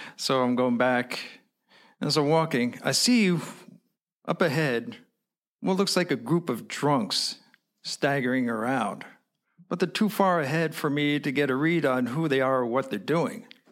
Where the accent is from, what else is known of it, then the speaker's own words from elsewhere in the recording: New York, United States; I'm an American. So I say, New York